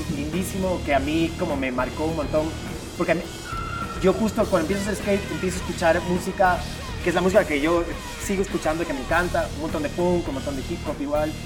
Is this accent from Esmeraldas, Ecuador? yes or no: no; Guayaquil, Guayas, Ecuador; guayaquileños, vivimos, digamos, nacimos en Guayaquil, vivimos en Guayaquil desde, chicos.